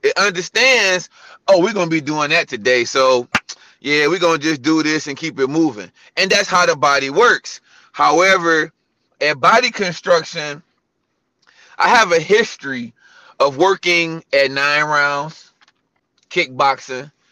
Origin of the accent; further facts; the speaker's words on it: Cleveland, Ohio, United States; also born or lived in California; now in Charlotte, United States; I'm born and raised in Cleveland